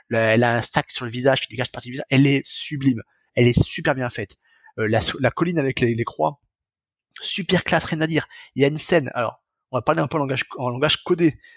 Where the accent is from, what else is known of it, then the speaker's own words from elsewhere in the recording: France; Alors après, quand on est français, on capte très vite que la maison des parents n'est pas en Bretagne, mais en Ile-de-France.